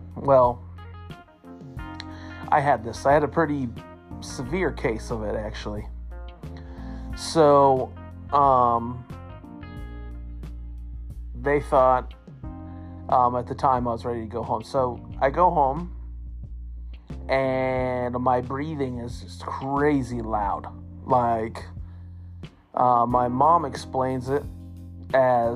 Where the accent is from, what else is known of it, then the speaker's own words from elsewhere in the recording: Nappanee, Indiana, United States; also born or lived in Elkhart, Indiana; I was born in Elkhart, Indiana in 1987. My family lived in Napanee, Indiana.